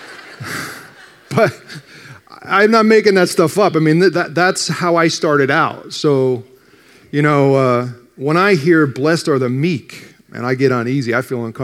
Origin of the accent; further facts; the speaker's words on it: New Jersey, United States; I grew up in North Jersey, just outside New York